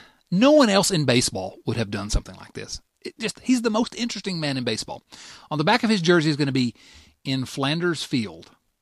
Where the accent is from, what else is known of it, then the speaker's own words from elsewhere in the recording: Canada; I'm Canadian. I remember as a student in Canada, waking up, going to school on the 11th day in the 11th month at the 11th hour